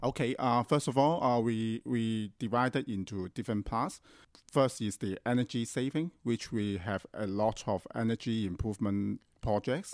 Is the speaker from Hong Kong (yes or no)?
yes; Hong Kong; I grew up in Hong Kong